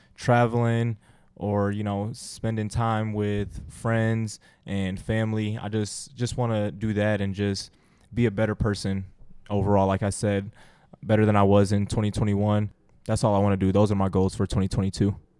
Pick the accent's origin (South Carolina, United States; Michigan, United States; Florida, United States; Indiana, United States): Michigan, United States; Sterling Heights; I'm from Sterling Heights. Shout out Stevenson Titans